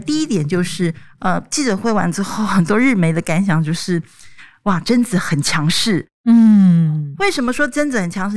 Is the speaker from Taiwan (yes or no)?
yes; Taiwan; 我们台湾人